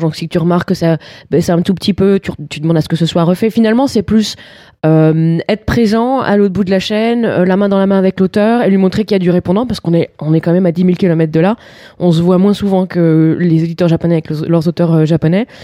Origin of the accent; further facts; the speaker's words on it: France; on est français